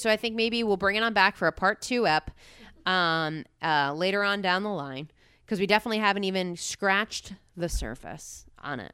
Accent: Harrington Park, New Jersey, United States; I grew up in Harrington Park, New Jersey

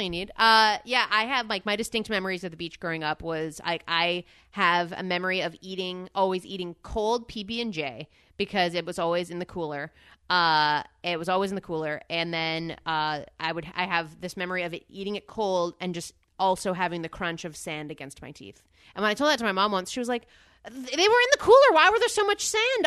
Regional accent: Northeast, United States; growing up in the Northeast

